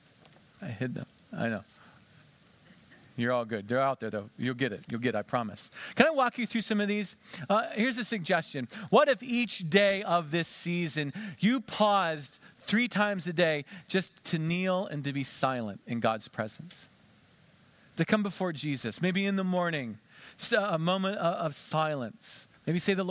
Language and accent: English; Western Pennsylvania, United States; I grew up in Western Pennsylvania